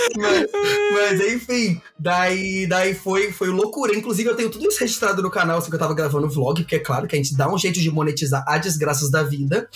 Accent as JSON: {"language": "Portuguese", "country": "Brazil", "said": "a gente é brasileiro"}